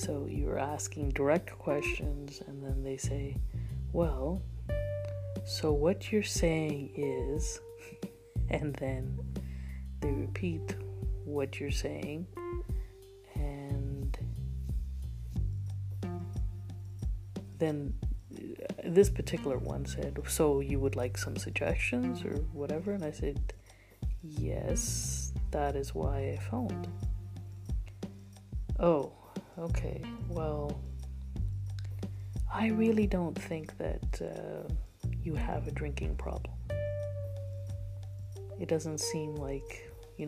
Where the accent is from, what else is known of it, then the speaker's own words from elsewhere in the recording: India; as an Indian woman